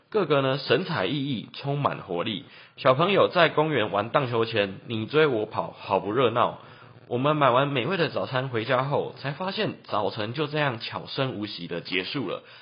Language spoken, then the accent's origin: Chinese; Taichung, Taiwan; 我是台中人